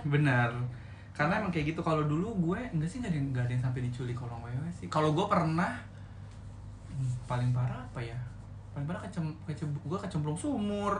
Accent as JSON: {"language": "Indonesian", "region": "Jakarta", "country": "Indonesia", "said": "tebet itu tempat gue"}